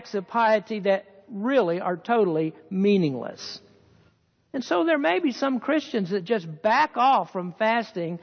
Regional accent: the Bible Belt, United States; now in Petaluma, United States; I grew up in the Baptist Church in the Bible Belt

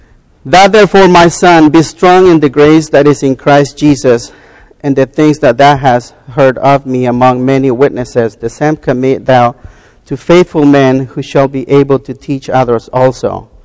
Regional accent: the South, United States; born there; Most of you know that I was born in the South. And very poor back in the South.

